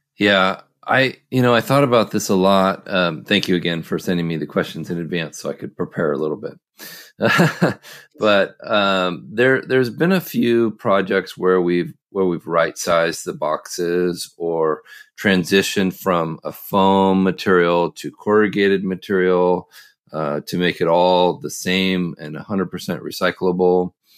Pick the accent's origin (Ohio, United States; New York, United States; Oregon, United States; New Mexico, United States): Oregon, United States; I grew up in the Northwest, uh, in Oregon